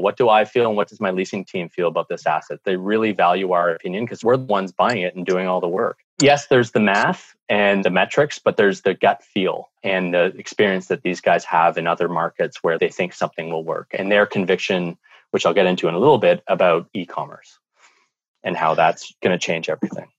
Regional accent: Canada; in Canada, with our climate

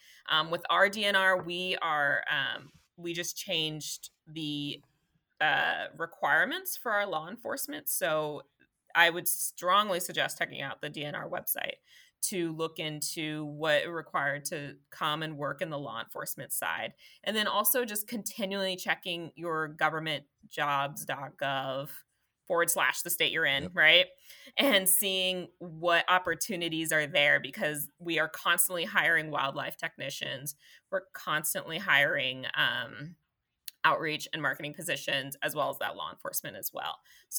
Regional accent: Colorado, United States; I had to stick that in there. I'm technically from Colorado.

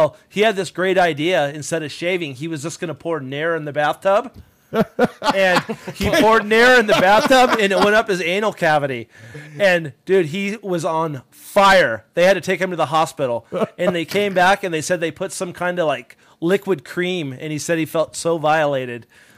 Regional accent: Los Angeles, California, United States; also born or lived in Santa Monica; I grew up in the city of L.A. I grew up in Venice.

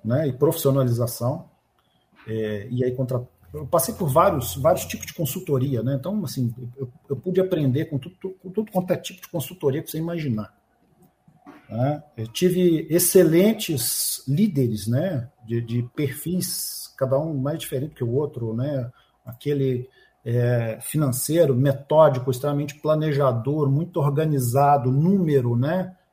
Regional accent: Minas Gerais, Brazil; Eu sou mineiro, tá aqui um mineiro

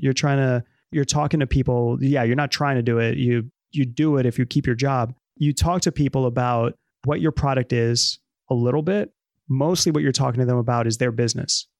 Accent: New York City, New York, United States; first language Spanish; English is a second language; I was born in the Bronx

